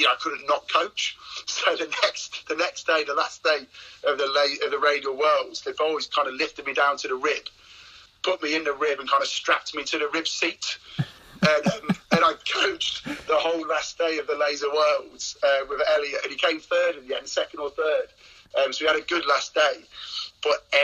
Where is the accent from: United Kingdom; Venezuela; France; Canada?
United Kingdom; Cheshire, North West England; I was born and bred in Cheshire